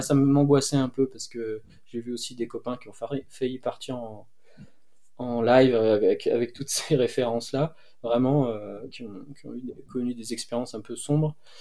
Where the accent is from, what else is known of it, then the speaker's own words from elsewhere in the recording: Cévennes, Occitania, France; Moi, je suis né dans les Cévennes